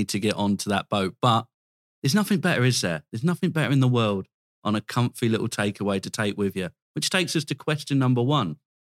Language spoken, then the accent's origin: English; Dover, South East England, United Kingdom; I'm from Dover.